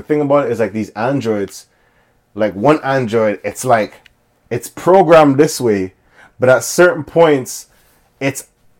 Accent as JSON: {"language": "English", "town": "Scarborough", "region": "Ontario", "country": "Canada", "said": "yeah, I'm from Scarborough."}